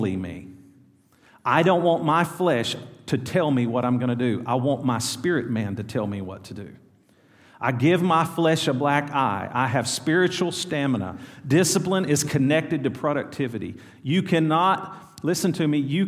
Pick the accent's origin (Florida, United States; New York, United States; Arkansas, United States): Arkansas, United States; El Dorado; born or raised there